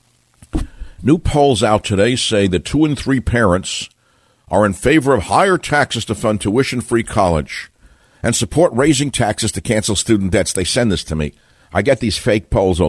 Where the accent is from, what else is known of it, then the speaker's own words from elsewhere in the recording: New York City, New York, United States; I'm from Queens